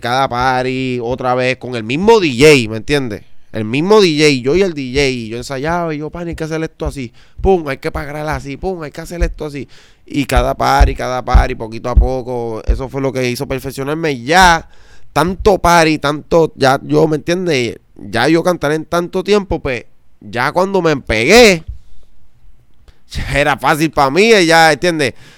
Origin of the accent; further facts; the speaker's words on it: Juncos, Puerto Rico; yo soy de Junco, Puerto Rico